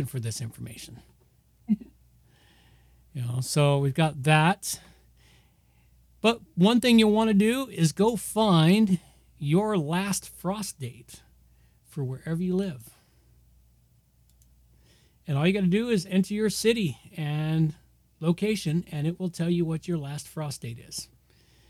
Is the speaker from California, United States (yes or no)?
yes; California, United States; moved away; I grew up in California